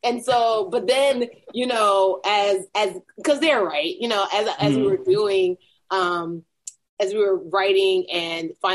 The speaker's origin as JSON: {"language": "English", "country": "Nigeria", "tie": "born or raised there", "moved": "yes", "said": "I'm still a Nigerian who likes competition"}